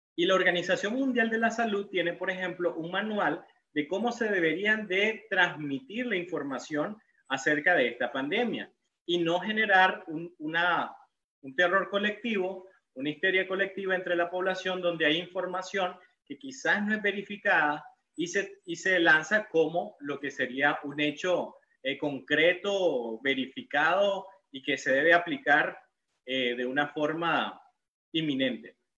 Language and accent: Spanish; León, Nicaragua; yo soy de Nicaragua, eh, vengo de la ciudad colonial de León, la ciudad más bonita de Nicaragua